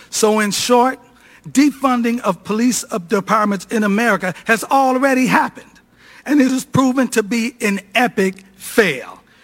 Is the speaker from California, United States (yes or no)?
no; Cleveland, Ohio, United States; The city of Cleveland, my hometown